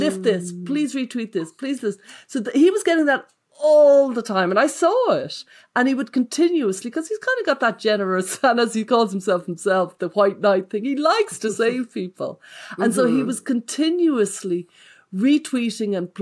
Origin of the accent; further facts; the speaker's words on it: Dublin, Leinster, Ireland; we're both Irish and we're both from Dublin.